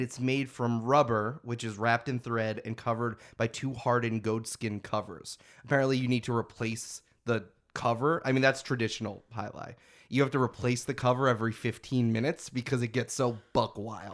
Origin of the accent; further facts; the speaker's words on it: United States; I'm just an American